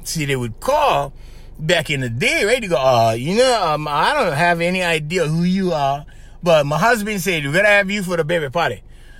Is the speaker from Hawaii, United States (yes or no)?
yes; Kauai, Hawaii, United States; also born or lived in Oahu; The hometown I'm from, which is on the island of Kauai